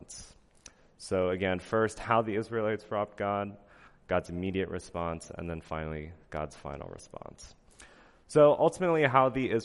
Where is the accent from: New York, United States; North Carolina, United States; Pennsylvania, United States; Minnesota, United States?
Pennsylvania, United States; moved away; I'm from Amish country in Pennsylvania